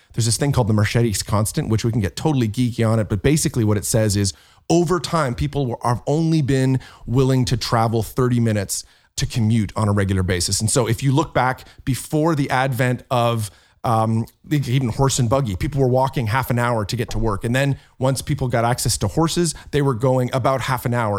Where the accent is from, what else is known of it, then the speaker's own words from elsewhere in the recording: Canada; I'm Canadian